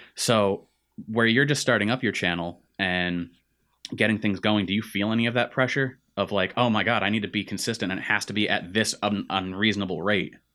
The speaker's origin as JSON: {"language": "English", "region": "Central Massachusetts", "country": "United States", "tie": "born or raised there", "said": "we grew up in Central Mass"}